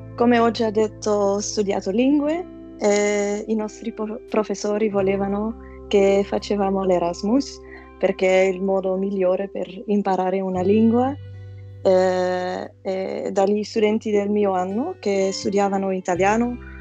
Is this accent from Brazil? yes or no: no; Flanders, Belgium; Italian is a second language; also born or lived in Antwerp; sono dal Belgio, vivo ad Anversa